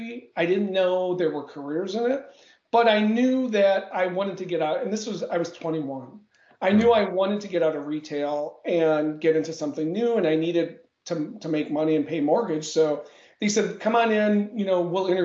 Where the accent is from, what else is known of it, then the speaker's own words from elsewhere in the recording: Milwaukee, Wisconsin, United States; Born and bred in Wisconsin, Milwaukee to be specific.